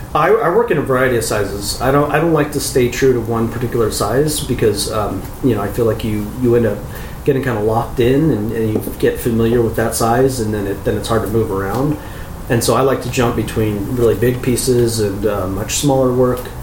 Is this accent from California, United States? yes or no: yes; Chico, California, United States; moved away as an adult; also born or lived in San Francisco, California; now in Claremont, United States; I grew up in Chico, uh, Northern California